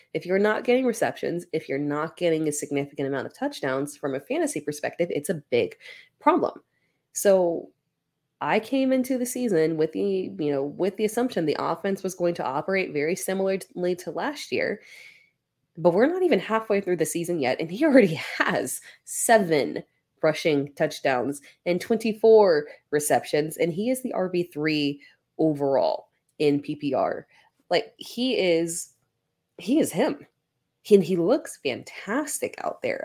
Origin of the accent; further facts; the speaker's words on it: South Carolina, United States; I'm from South Carolina, literally like 20 minutes up the road from Clemson